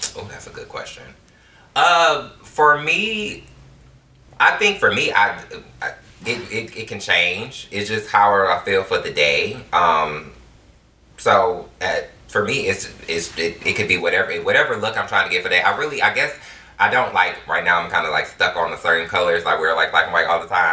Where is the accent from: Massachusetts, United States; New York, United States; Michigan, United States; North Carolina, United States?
Michigan, United States; Detroit; it was actually fun growing up in Detroit. Like, some of my best childhood memories, I can just go back to just growing up, being a kid in the inner city in Detroit